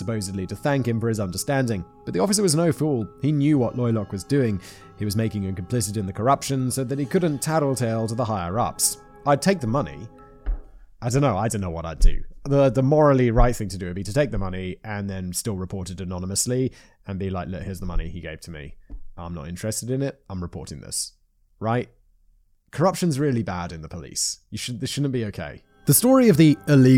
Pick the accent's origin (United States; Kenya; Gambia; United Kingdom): United Kingdom; I'm British